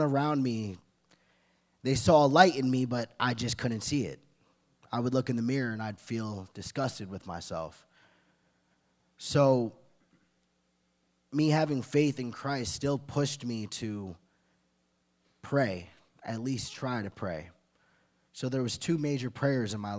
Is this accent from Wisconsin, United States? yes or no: no; Glen Cove, New York, United States; I'm from Glen Cove, Long Island.